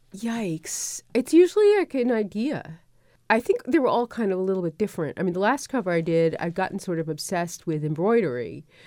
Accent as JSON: {"language": "English", "town": "New York City", "region": "New York", "country": "United States", "tie": "born or raised there", "moved": "yes", "said": "I grew up in Brooklyn"}